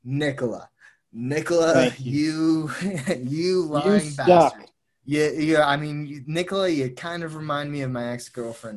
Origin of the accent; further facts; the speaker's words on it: Houston, Texas, United States; I'm from Houston